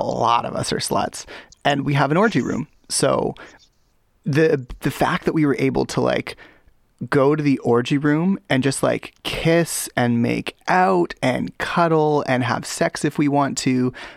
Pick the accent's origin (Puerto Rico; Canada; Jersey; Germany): Canada; I'm Canadian.